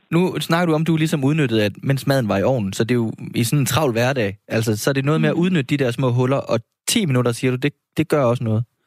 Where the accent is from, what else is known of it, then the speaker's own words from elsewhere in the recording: Horsens, Central Denmark Region, Denmark; now in Copenhagen, Denmark; jeg er opvokset i Horsens